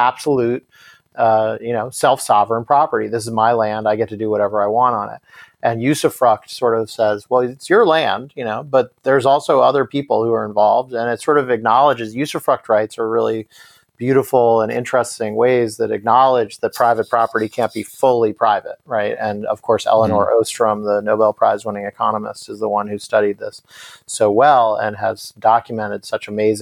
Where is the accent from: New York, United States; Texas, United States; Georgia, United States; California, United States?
New York, United States; as a New Yorker